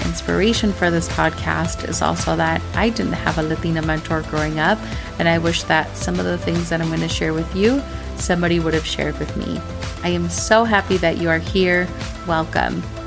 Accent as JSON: {"language": "English", "region": "Minnesota", "country": "United States", "tie": "born or raised there", "said": "growing up in Minnesota"}